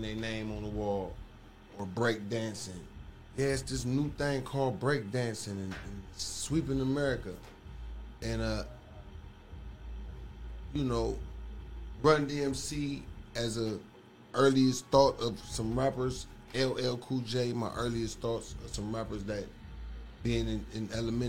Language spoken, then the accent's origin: English; San Francisco, California, United States; I'm from San Francisco, Fillmore District. That's the west side of San Francisco. Born and raised